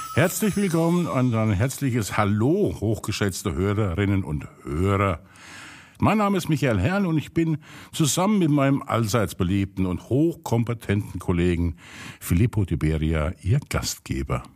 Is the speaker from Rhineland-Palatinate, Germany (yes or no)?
yes; Pirmasens, Rhineland-Palatinate, Germany; ich komme ja aus Pirmasens und haben alle Leute große Nasen.